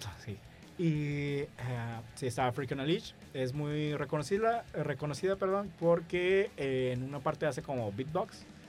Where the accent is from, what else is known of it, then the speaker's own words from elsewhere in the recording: Tijuana, Baja California, Mexico; por aquí en Tijuana, nosotros somos de Tijuana